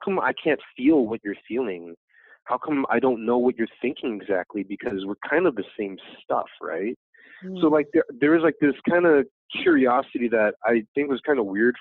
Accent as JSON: {"language": "English", "town": "Los Angeles", "region": "California", "country": "United States", "tie": "born or raised there", "said": "My parents are from Vietnam. I was born here in America. So I grew up here in America"}